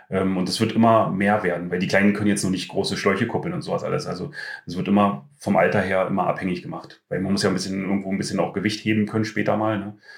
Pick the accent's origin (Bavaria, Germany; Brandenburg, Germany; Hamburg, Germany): Brandenburg, Germany; now in Klosterwalde, Germany; ähm, ich bin ja hier nicht geboren in Klosterwalde, also ich komme aus der Nähe von Schwedt.